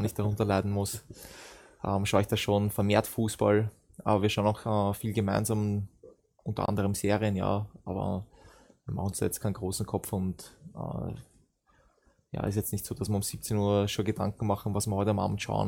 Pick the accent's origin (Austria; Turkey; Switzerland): Austria; Vienna; moved away as an adult; now in Germany; ich bin in Wien groß, groß geworden, geboren dort